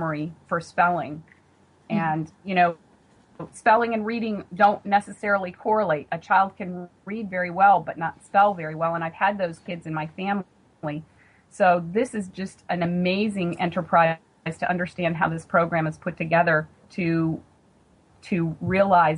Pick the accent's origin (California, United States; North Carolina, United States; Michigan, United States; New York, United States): North Carolina, United States; Western; moved away as an adult; now in Maryland, United States; My husband and I are from Western North Carolina, and 30 seconds after I speak to someone from home, that's very readily apparent with my accent